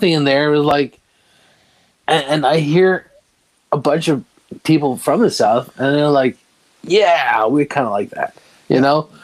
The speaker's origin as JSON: {"language": "English", "country": "Denmark", "moved": "yes", "lives_now": "United States", "said": "being from Denmark"}